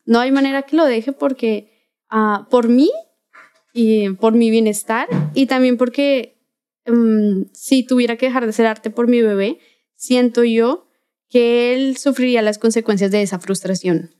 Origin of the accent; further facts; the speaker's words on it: Bogotá, Colombia; accent: Colombian; moved away as an adult; now in Mexico; Soy de Bogotá, Colombia. Eh, vivo aquí en México desde el año pasado